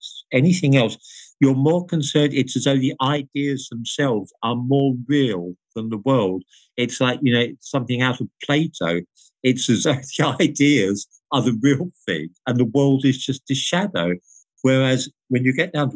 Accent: United Kingdom; I'm British

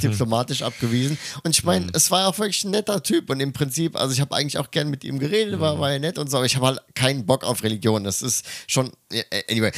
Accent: Germany; moved away as an adult; now in Tokyo, Japan; ich komme aus Deutschland

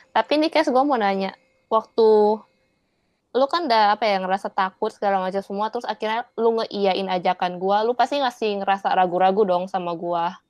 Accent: Indonesia; now in Taiwan; gue orang Indonesia tapi bahasa Indonesia gue jelek

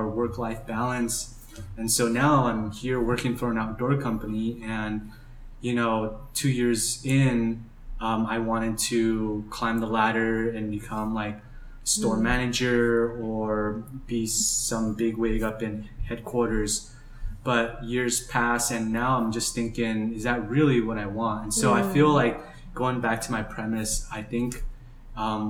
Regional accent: Java, Indonesia; now in Los Angeles, United States; I'm originally from Java, Indonesia, but now live here in Los Angeles, California.

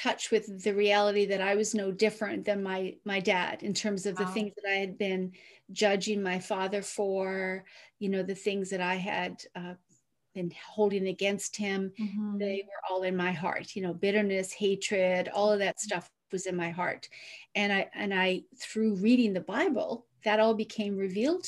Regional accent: Newfoundland and Labrador, Canada; I grew up on the East Coast in Newfoundland in Canada, in a small, small fishing village

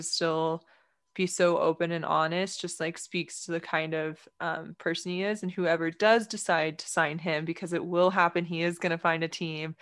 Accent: Texas, United States; especially as a Texan

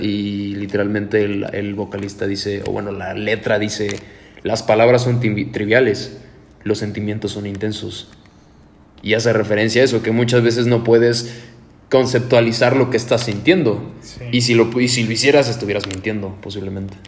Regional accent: Mexico; uno como mexicano

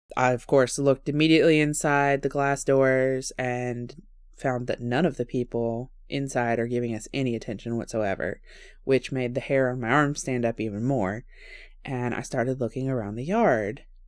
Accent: the South, United States; I am polite and from the South

